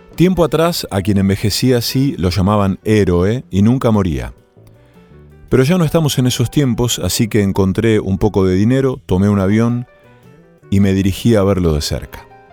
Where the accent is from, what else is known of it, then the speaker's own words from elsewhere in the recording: Argentina; cuando empecé a jugar al tenis en mi pueblo natal, era la década del 80